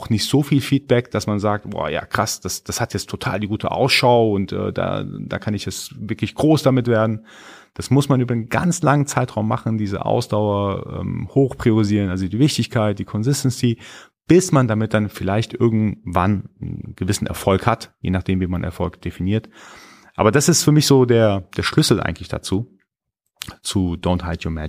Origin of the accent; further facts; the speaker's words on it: Iran; first language Persian; German is a second language; ich bin gebürtiger Iraner, ich spreche Farsi, also Persisch, und ich habe für mich irgendwann entdeckt oder beobachtet, dass mein Persisch mit der Zeit schlechter wurde, weil ich einfach weniger gesprochen habe.